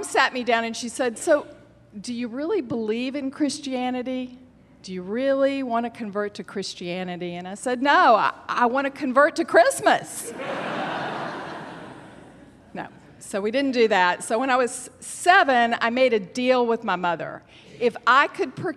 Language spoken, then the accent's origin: English; Alabama, United States; as a Jewish child growing up in Alabama